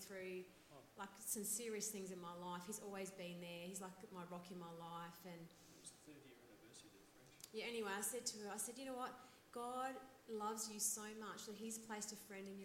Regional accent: Melbourne, Victoria, Australia; we're from Melbourne

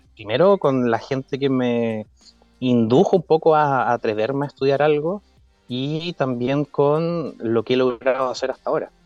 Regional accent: Chiloé, Los Lagos, Chile; moved away as an adult; also born or lived in Santiago, Chile; Yo soy criado de Chile, me considero un chilote adoptado

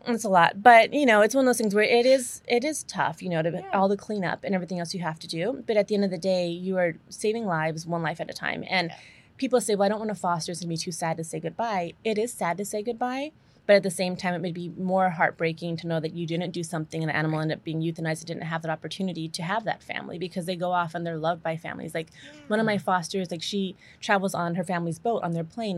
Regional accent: Albuquerque, New Mexico, United States; I'm from Albuquerque, New Mexico.

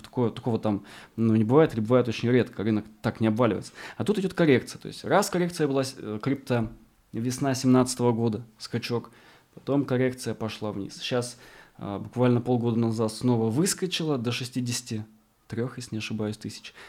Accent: Arkhangelsk Oblast, Russia; moved away; я вырос э, в Архангельской тайге на севере, рядом с Полярным кругом, а, в поселке с населением 2000 человек, 2600, образованный вокруг тюрьмы

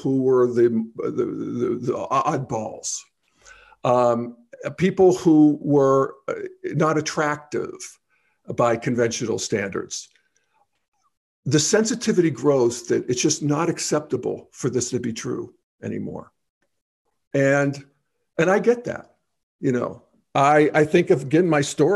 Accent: Steel Valley of Western Pennsylvania, United States; moved away as an adult; also born or lived in Boulder, Colorado; I moved away from my hometown in the Steel Valley of Western Pennsylvania

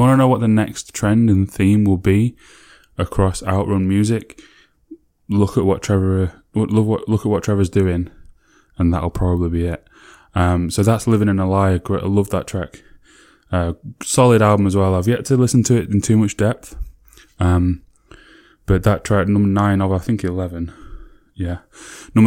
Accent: Sheffield, Yorkshire and the Humber, United Kingdom; my hometown

